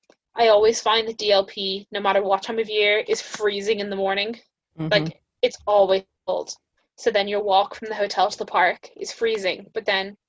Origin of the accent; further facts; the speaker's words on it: Ireland; I'm actually from Ireland